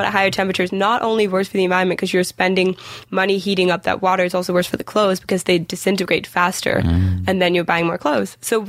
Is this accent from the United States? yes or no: no; Denmark; moved away; I'm from Denmark.